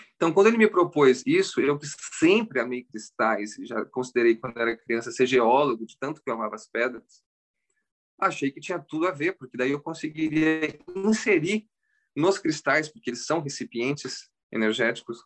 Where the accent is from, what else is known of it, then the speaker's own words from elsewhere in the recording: Campinas, São Paulo, Brazil; moved away as an adult; also born or lived in Córdoba, Argentina; now in California, United States; Eu nasci no Brasil mesmo, em Campinas